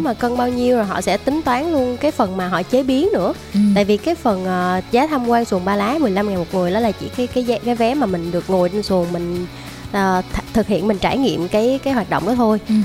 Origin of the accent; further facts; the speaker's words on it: Đồng Tháp, Vietnam; em đến từ Đồng Tháp